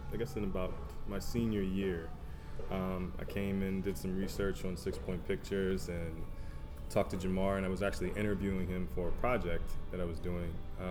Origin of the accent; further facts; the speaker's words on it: Maryland, United States; also born or lived in Baltimore; So I'm from Maryland, not from Baltimore. I moved to Baltimore 7 years ago this year, after I got out the Air Force. I bounced around Maryland for a little while, ended up settling here in Baltimore.